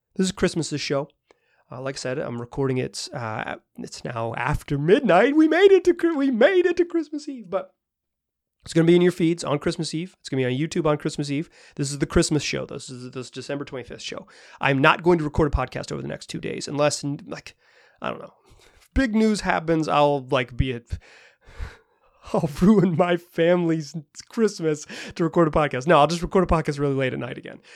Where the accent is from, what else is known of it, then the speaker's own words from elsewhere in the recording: the American South, United States; moved away; I grew up in the American South